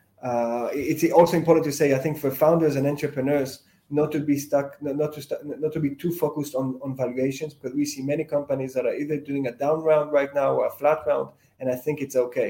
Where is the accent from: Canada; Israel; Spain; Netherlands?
Israel; moved away as an adult; also born or lived in United States; now in London, United Kingdom; I've lived in a few different places, but most of my childhood, I lived in Israel